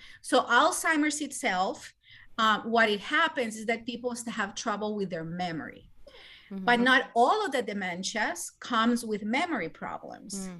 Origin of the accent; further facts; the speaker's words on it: Colombia; moved away as an adult; now in United States; I am originally from Colombia and South America. I did med school there and then I came here to the United States